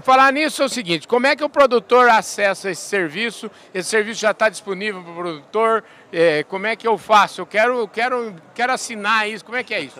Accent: Porangaba, São Paulo, Brazil; quando eu era pequenininho, quando eu era criança pequena lá em Porangaba, o meu pai plantava milho

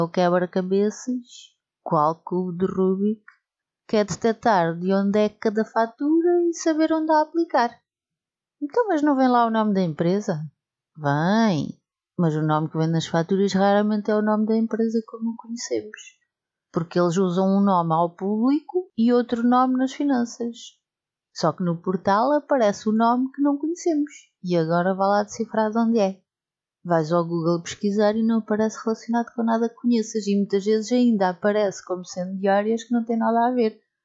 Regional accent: Portugal; porque somos portugueses

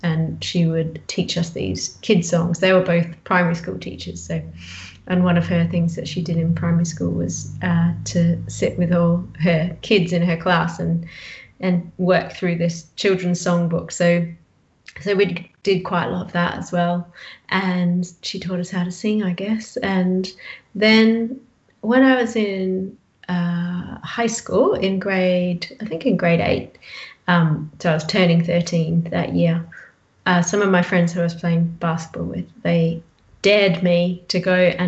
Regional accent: Bridgetown, Western Australia, Australia; my hometown, Bridgetown

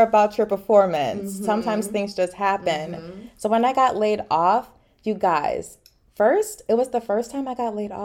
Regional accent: Philadelphia, Pennsylvania, United States; also born or lived in Boston; I'm from Philly initially

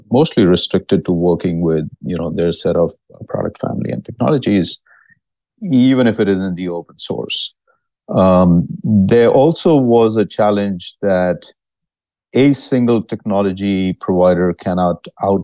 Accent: India; now in Dallas, United States; I'm originally from India.

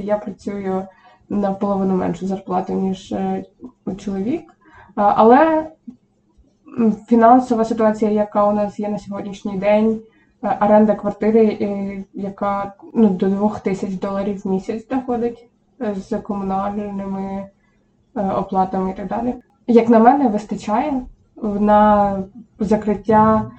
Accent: Semenivka, Poltava Oblast, Ukraine; first language Ukrainian; moved away as an adult; now in Southern California, United States; Сама я родом з Полтавської області, СМТ Семенівка

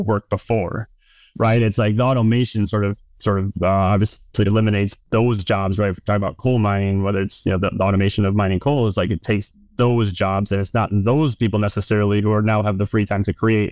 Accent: West Virginia, United States; also born or lived in Tennessee / Kentucky; I'm from West Virginia

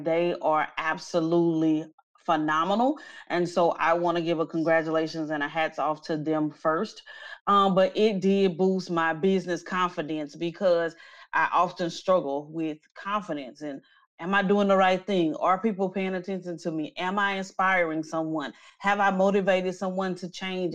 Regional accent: Natchitoches, Louisiana, United States; now in Houston, United States; I am originally from Natchitoches, Louisiana, a very small town in central Louisiana

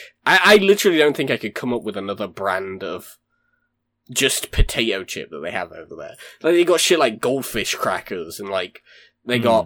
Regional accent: United States; as an American

